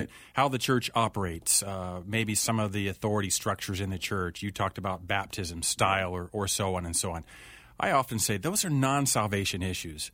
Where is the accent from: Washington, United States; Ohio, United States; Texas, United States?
Ohio, United States; Urbana; moved away as an adult; also born or lived in Elgin, Illinois / West Coast; I grew up in a small little town in Ohio, a little town called Urbana, Ohio.